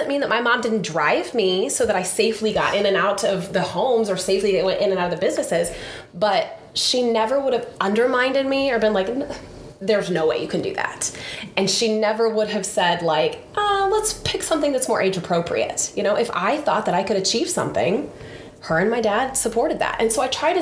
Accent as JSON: {"language": "English", "town": "Sullivan", "region": "Illinois", "country": "United States", "tie": "born or raised there", "said": "I grew up in Sullivan, a little small town in Illinois, central Illinois."}